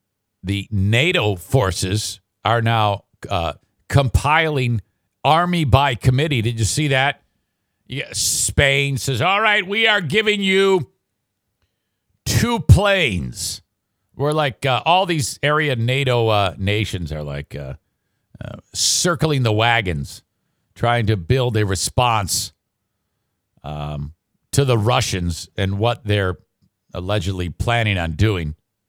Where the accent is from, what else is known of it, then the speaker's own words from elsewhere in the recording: Philadelphia, Pennsylvania, United States; Hey, I'm from Philly.